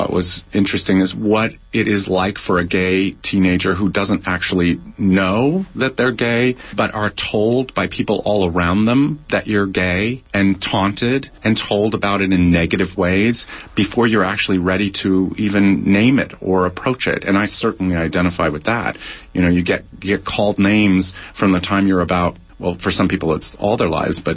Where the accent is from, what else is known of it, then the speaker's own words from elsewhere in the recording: Orange County, Southern California, United States; my mother's from Mississippi, okay. But I'm from Southern California